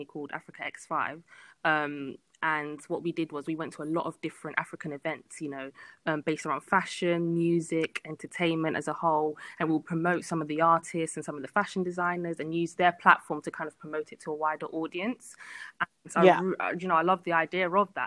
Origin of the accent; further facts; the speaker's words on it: London, United Kingdom; born and bred in London